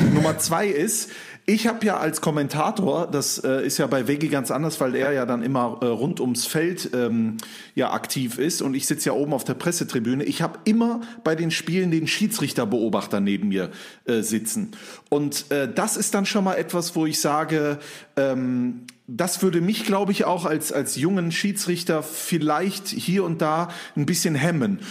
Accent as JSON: {"language": "German", "town": "Mönchengladbach", "region": "North Rhine-Westphalia", "country": "Germany", "tie": "born or raised there", "said": "bei mir in Mönchengladbach, wo ich aufgewachsen bin"}